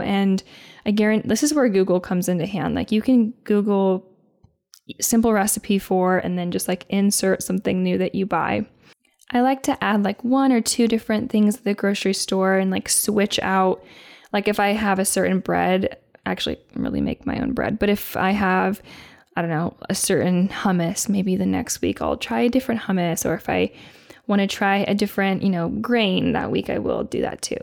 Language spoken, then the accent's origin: English; Indiana, United States; moved away; I would be in Indiana eating a Me- Mexican avocado